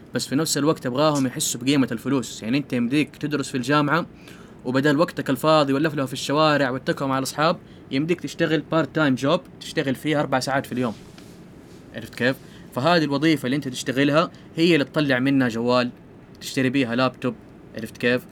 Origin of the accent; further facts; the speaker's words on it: Saudi Arabia; عندنا في السعودية